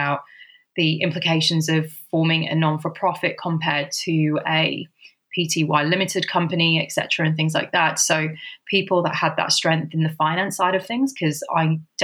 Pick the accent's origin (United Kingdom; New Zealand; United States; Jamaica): United Kingdom; moved away as an adult; also born or lived in Sydney, Australia; I have been originally from the UK